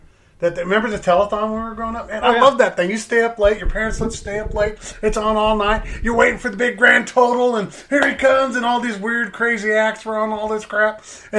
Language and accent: English; Las Vegas, Nevada, United States; moved away as an adult; now in Texas, United States; I grew up in Vegas. And a lot of you don't know that's where I'm from. Like, born in Vegas, and there's nobody from Vegas.